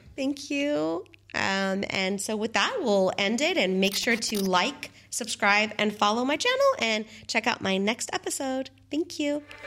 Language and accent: English; San Diego, California, United States; now in Dubai, United Arab Emirates; I come from San Diego